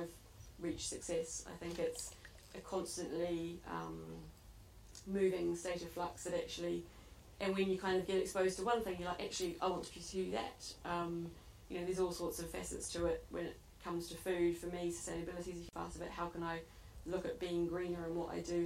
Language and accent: English; New Zealand; now in United Kingdom; growing up in New Zealand, I saw where my food came from